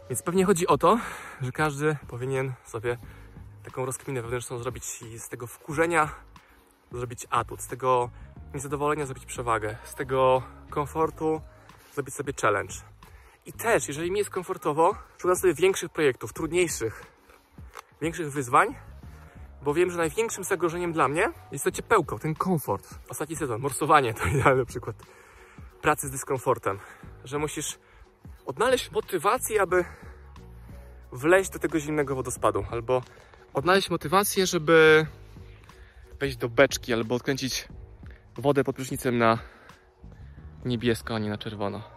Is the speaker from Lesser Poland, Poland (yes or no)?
yes; Dunajec valley, Lesser Poland, Poland; born or raised there